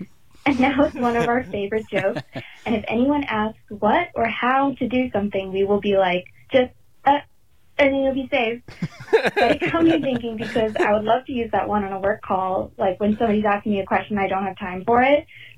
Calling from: New Jersey, United States; I'm calling from New Jersey.

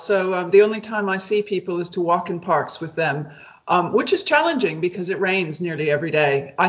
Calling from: Amsterdam, North Holland, Netherlands; I'm dialing in from central Amsterdam. I've just been here for a few weeks and it's very exciting.

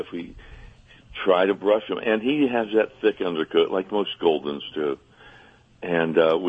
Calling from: Fayetteville, North Carolina, United States; I am calling from the Fayetteville, Fort Bragg part of North Carolina.

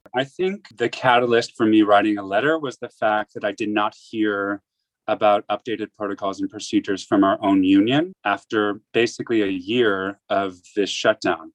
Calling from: New York City, New York, United States; I'm calling from New York City.

